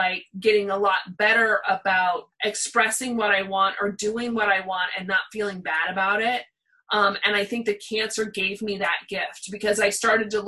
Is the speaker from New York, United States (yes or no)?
no; Pasadena, California, United States; We lived in Pasadena, so we didn't live in Hollywood